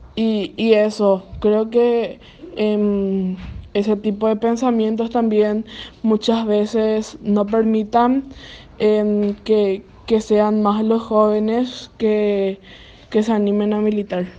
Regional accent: Villarrica, Guairá, Paraguay; soy del el interior de Paraguay, en un departamento llamado Guairá de la ciudad de Villarrica.

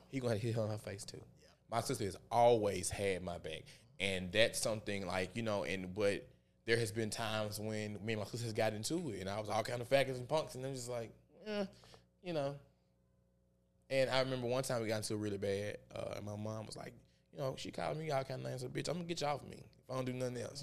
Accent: the Bible Belt, United States; I grew up in the Bible Belt

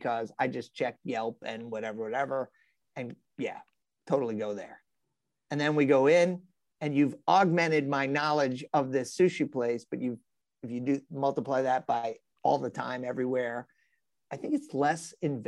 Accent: New York City, New York, United States; I'm a New Yorker

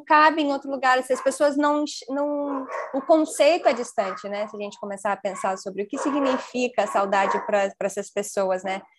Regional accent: Brazil; Eu sou brasileiro, então eu falo português.

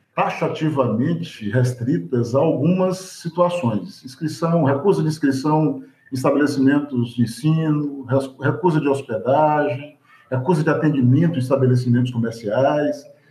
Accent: Salvador, Bahia, Brazil; eu sou um homem negro construído na experiência urbana da cidade de Salvador

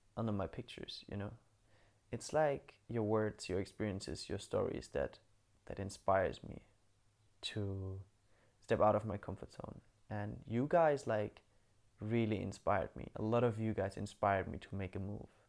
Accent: Bamberg, Bavaria, Germany; moved away; I'm in Bamberg right now in my hometown

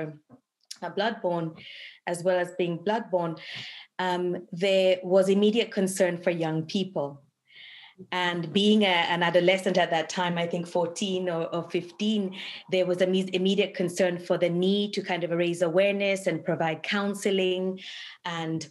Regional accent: Dar es Salaam, Tanzania; moved away as an adult; also born or lived in Kilimanjaro Region, Tanzania / Edmonton, Canada; now in Canada; I was born in the Kilimanjaro region of Tanzania. And was raised mainly in Dar es Salaam

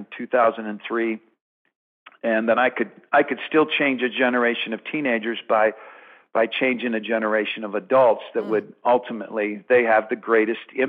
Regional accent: Colorado, United States; moved away; also born or lived in Dallas-Fort Worth, Texas / Tulsa, Oklahoma; I'm originally from Colorado, but ended up in the Dallas-Fort Worth area

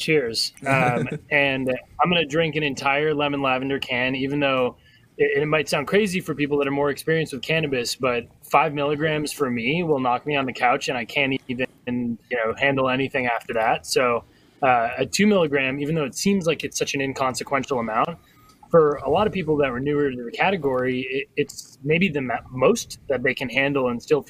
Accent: Colorado, United States; I saw it growing up in Colorado.

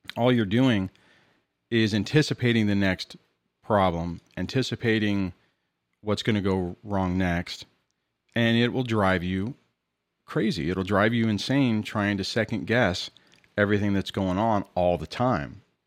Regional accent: Southern California, United States; I'm from California, in Southern California.

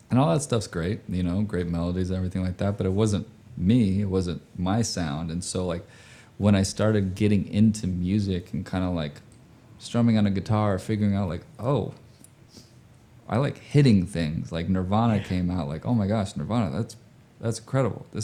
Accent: Indonesia; So I grew up overseas, right? I grew up in Indonesia

